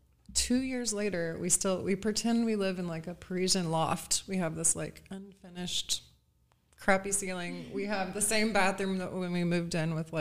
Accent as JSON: {"language": "English", "town": "Newburgh", "region": "Indiana", "country": "United States", "tie": "born or raised there", "said": "I grew up in Newburgh, so I went to Castle"}